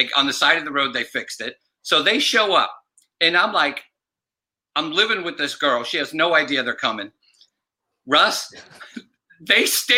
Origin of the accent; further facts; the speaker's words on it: Massachusetts, United States; And I'm from Massachusetts, and I'm on holiday back in Massachusetts.